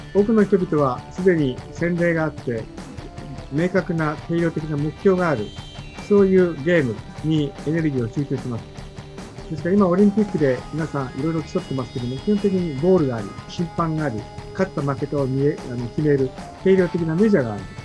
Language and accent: Japanese; Sapporo, Hokkaido, Japan; moved away; 札幌出身です。